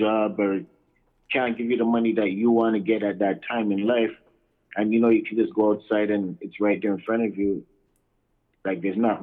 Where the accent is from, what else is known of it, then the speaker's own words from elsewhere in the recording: Toronto, Ontario, Canada; also born or lived in Lawrence Heights, Toronto; that's where I was raised until I was in my early 20s